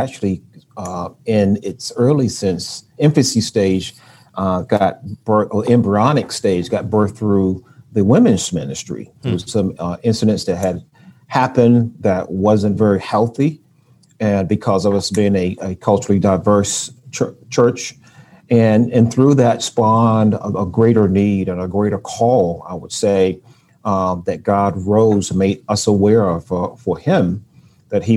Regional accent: Wilson, North Carolina, United States; also born or lived in Brooklyn, New York; now in Raleigh, United States; I was born in Brooklyn, New York, but I was raised in Wilson, North Carolina

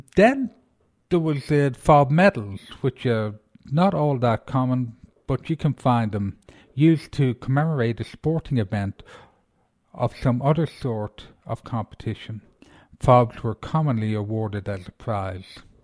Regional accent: Ireland; I'm Irish

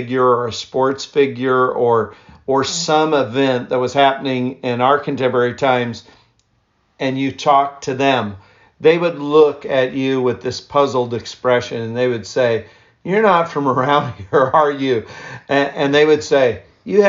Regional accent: East Central Indiana, United States; I grew up primarily in East Central Indiana

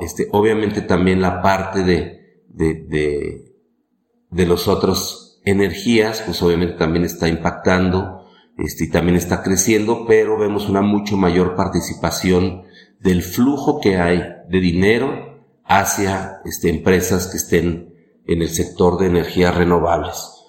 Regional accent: Mexico; en México en realidad todos los somos, pues somos latinos

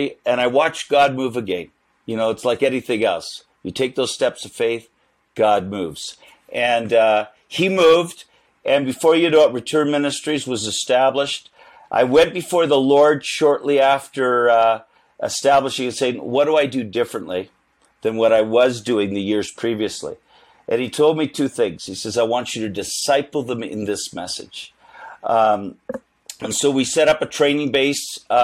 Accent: Winnipeg, Manitoba, Canada; I'm the kid from Winnipeg

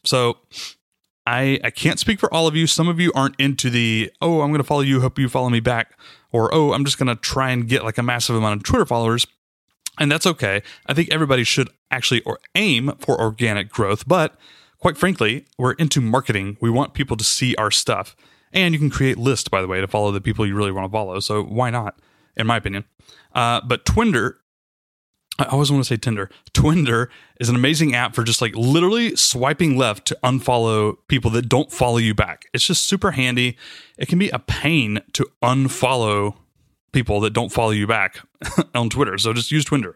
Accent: the South, United States; I'm from the South

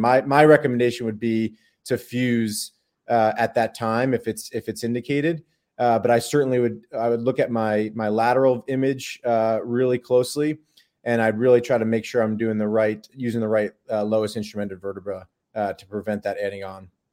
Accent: Long Island, New York, United States; moved away as an adult; also born or lived in Baltimore, Maryland / San Diego, California; now in Durham, United States; I grew up in New York, uh, in Long Island, in the suburbs of New York City.

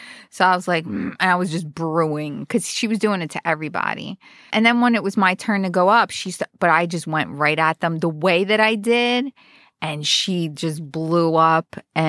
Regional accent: Roselle Park, New Jersey, United States; My hometown.

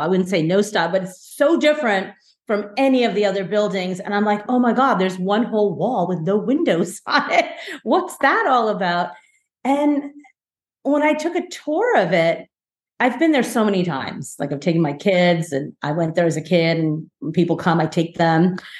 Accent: New Jersey, United States; also born or lived in India; my first several years of growing up in in in this country in the states, um, I grew up in New Jersey

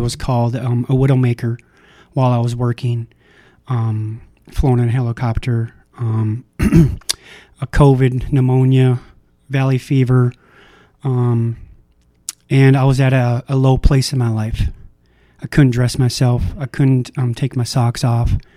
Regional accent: Minnesota, United States; I was born in Minnesota

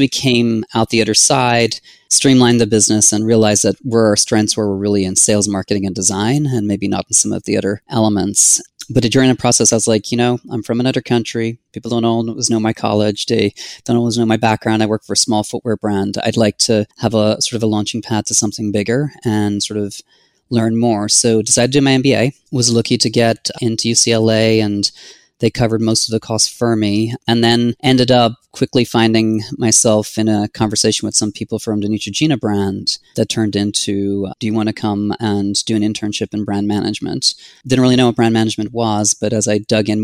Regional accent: Ireland; moved away as an adult; also born or lived in San Diego; now in United States; I'm originally from Ireland.

